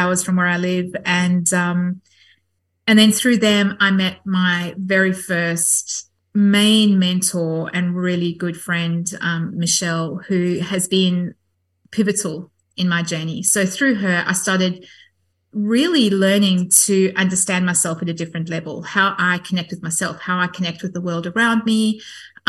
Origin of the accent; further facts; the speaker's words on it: South Africa; I grew up Catholic in South Africa.